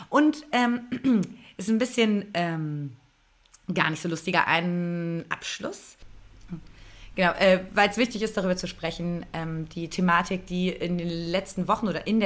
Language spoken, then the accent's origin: German; Austria; man fühlt sich als Österreicherin neben Deutschland einfach so nicht ernst